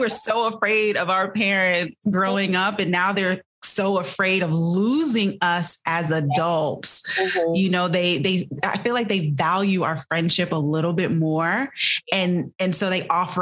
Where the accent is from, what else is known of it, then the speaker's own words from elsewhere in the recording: Jamaica; I'm Jamaican